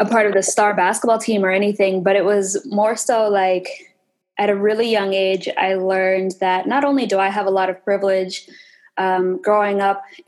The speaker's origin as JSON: {"language": "English", "town": "Portland", "region": "Oregon", "country": "United States", "tie": "born or raised there", "also_born_or_lived": "Fort Belknap, Montana / Tanana, Alaska", "said": "I was born and raised in Portland"}